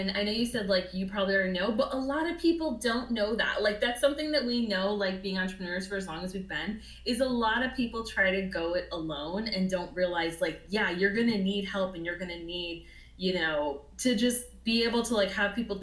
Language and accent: English; Orlando, Florida, United States; I was born and raised in Orlando